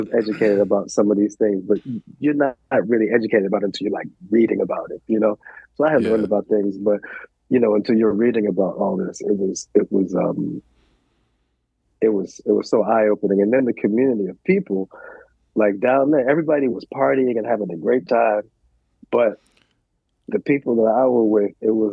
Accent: New York City, New York, United States; I grew up in New York. We grew up in the West Village

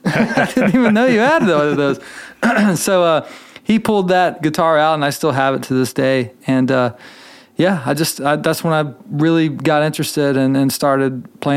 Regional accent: Charlotte, North Carolina, United States; born there; I was born in Charlotte, North Carolina. My parents were middle class, like lower middle class folks

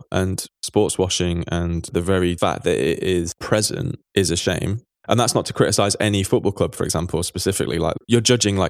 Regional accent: Manchester, North West England, United Kingdom; Like, you know, I grew up in Manchester and I saw Man City go to some very, very, very

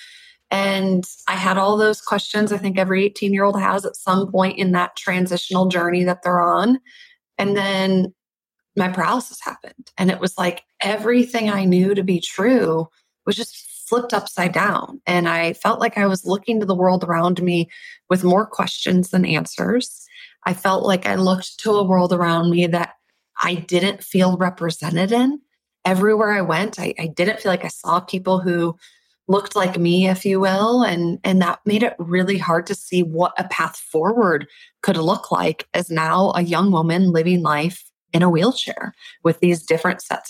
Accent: Minnesota, United States; I grew up in Minnesota and I'm the baby of three girls

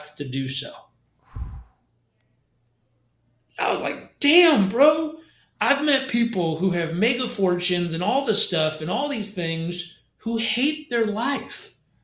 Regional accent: California, United States; I grew up in California

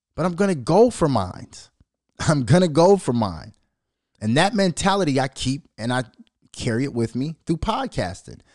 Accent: Minnesota, United States; born or raised there

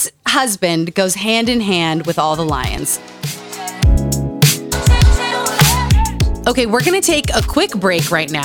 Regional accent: Utah, United States; Growing up in Utah.

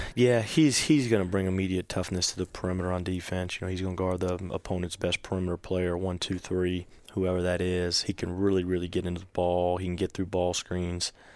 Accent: Virginia, United States; now in Georgia, United States; I grew up in Virginia, so I kind of always followed the A C C

